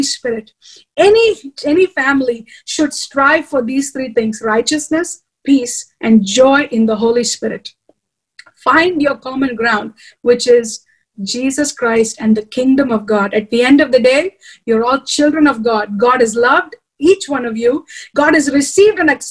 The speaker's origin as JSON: {"language": "English", "country": "India", "said": "I have a husband who's American and I'm Indian"}